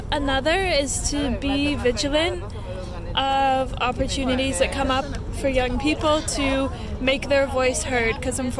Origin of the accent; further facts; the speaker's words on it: United States; I grew up in America